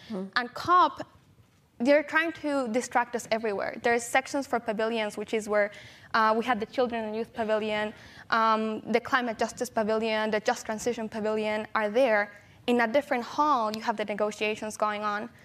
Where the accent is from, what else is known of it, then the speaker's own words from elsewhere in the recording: San Pedro Tultepec, State of Mexico, Mexico; I was born and raised in Mexico in a small town called San Pedro Tultepec